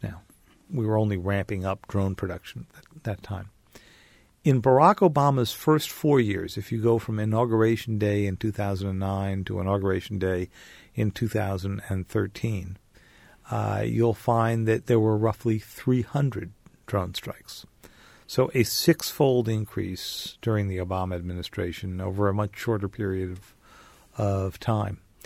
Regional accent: outside of New York, United States; I grew up outside of New York

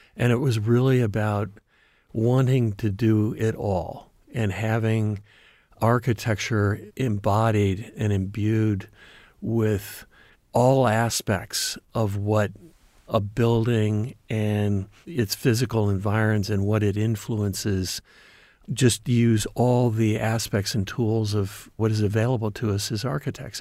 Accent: Ohio, United States; moved away; also born or lived in Michigan / Detroit, Michigan; I coming from the Midwest. I grew up in Ohio. and then Michigan, and then went to school in Detroit

